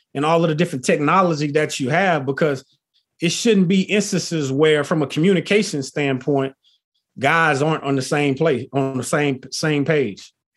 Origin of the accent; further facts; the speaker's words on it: Texas, United States; also born or lived in Philadelphia / Notre Dame, Indiana; I'm originally from Texas, you know, country boy at heart. I live here in Texas currently